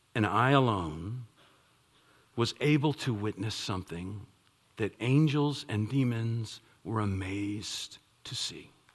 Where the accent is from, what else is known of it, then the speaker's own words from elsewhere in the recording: Northern Virginia, United States; I'm from the Northern Virginia area